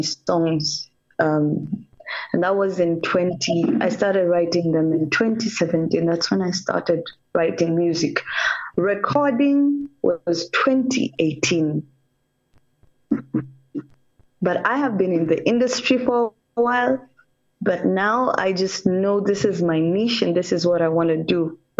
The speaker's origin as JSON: {"language": "English", "country": "Kenya", "second_language": "English", "said": "I'm a Kenyan because my parents intermarried"}